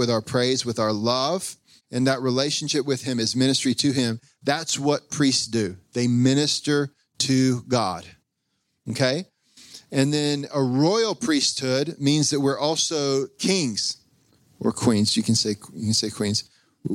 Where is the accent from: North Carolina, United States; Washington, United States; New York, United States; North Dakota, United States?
North Carolina, United States; I'm from North Carolina